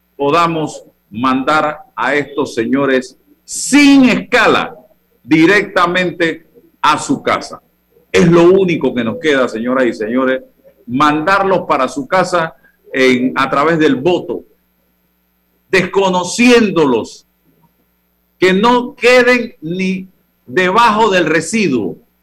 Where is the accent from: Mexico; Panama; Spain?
Panama; yo soy un ciudadano de la República